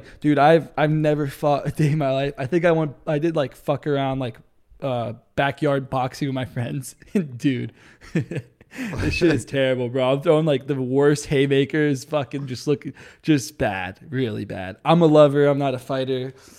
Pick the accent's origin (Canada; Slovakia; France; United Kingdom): France; like, I'm French, so I grew up in French parents and everything, and dude, French people do not eat anything spicy at all.